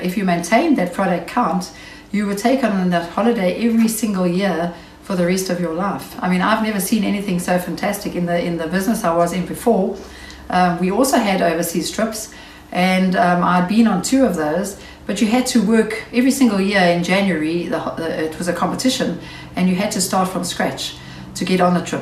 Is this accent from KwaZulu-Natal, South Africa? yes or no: no; Knysna, Western Cape, South Africa; also born or lived in Port Elizabeth; I'm from Knysna in the Western Cape.